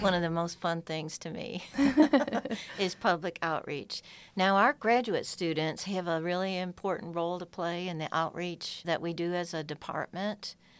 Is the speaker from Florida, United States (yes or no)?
no; upstate New York, United States; moved away as an adult; now in Georgia, United States; I'm originally from farm and orchard country in upstate New York. And I was that girl running barefoot through fields and streams and woods.